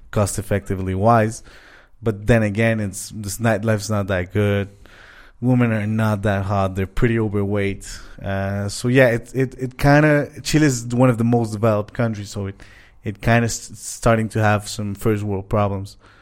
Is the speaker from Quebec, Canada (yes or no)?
yes; Montreal, Quebec, Canada; moved away as an adult; now in Mexico; we're from Montreal